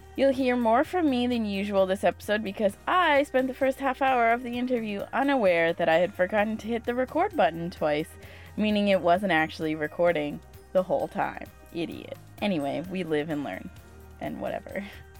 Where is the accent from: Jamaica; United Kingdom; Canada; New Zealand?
Canada; We can't do anything, but we're also Canadian, so we're semi-protected.